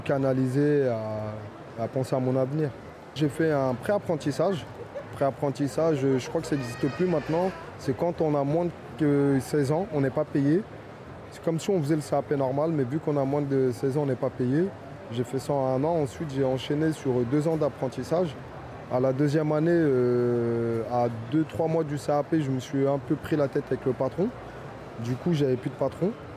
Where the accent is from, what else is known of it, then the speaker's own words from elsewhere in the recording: Fontenay-sous-Bois, Île-de-France, France; also born or lived in Vincennes; Moi, je suis né à Vincennes. J'ai grandi à Fontenay-sous-Bois.